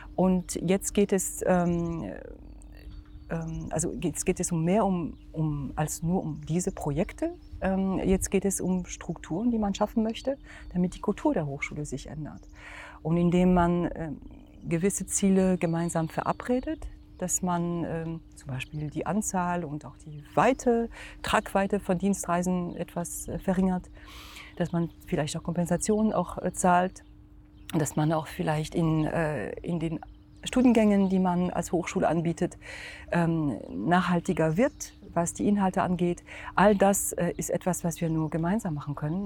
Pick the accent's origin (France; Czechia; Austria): France; German is a second language; also born or lived in Germany; now in Magdeburg, Germany; Ich bin ähm, also gebürtige Französin